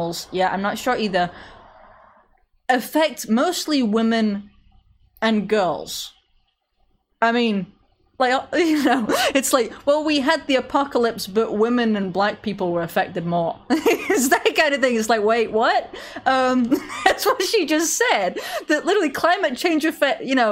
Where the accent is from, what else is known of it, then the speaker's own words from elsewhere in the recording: England, United Kingdom; I'm English